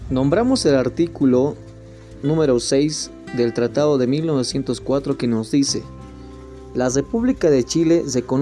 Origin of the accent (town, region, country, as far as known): Bolivia